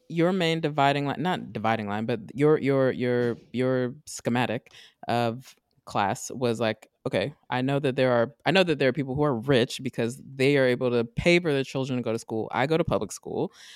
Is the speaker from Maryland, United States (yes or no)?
yes; Maryland, United States; I'm from Maryland